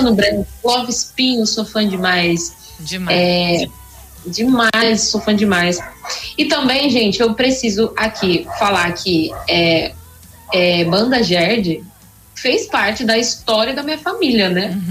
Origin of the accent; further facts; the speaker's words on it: São José dos Campos, São Paulo, Brazil; eu sou de São José dos Campos, São Paulo, interior de São Paulo